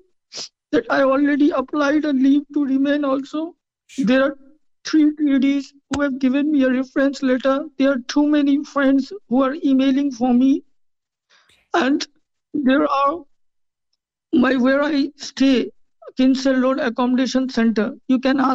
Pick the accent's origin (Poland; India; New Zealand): India; moved away as an adult; now in Cork, Ireland; I am from India